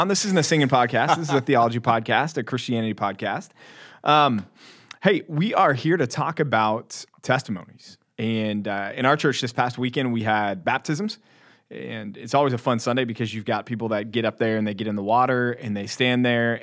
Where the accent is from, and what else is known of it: Texas, United States; born or raised there